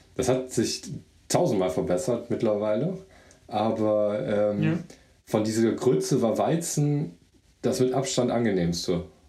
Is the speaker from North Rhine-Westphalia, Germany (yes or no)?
yes; Mönchengladbach, North Rhine-Westphalia, Germany; also ich bin ja in Gladbach groß geworden, Mönchengladbach